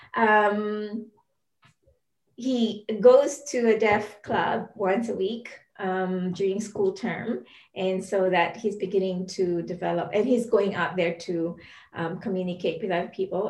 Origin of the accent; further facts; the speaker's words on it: Philippines; now in New Zealand; I'm from the Philippines